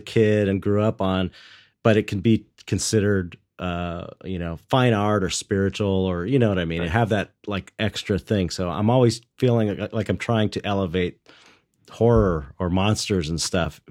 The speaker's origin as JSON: {"language": "English", "town": "Los Angeles", "region": "California", "country": "United States", "tie": "born or raised there", "said": "I grew up in San Pedro, which is like blue collar longshoreman town."}